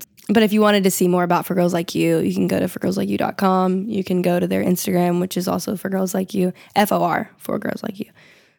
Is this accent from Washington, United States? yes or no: no; Texas, United States; Yeah, we're from Texas